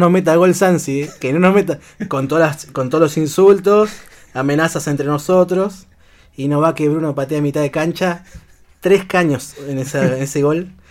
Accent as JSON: {"language": "Spanish", "town": "Paraná", "region": "Entre Ríos", "country": "Argentina", "tie": "born or raised there", "said": "allá en Paraná. Paraná es mi ciudad natal"}